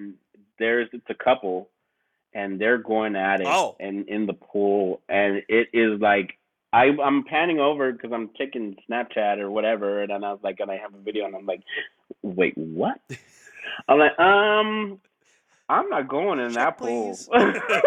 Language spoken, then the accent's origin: English; Texas, United States; I'm from Texas